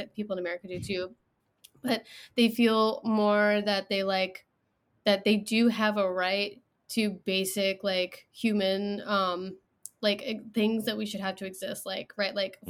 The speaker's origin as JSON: {"language": "English", "region": "England", "country": "United Kingdom", "tie": "born there", "said": "So I was born in England, so I have citizenship already."}